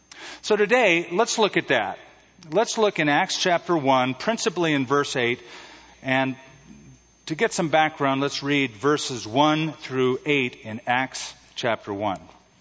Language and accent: English; California, United States; Being from California